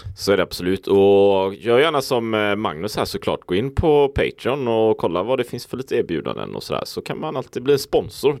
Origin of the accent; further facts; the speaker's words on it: Sweden; vi då kanske jämförelsevis ofta lever hemma i Sverige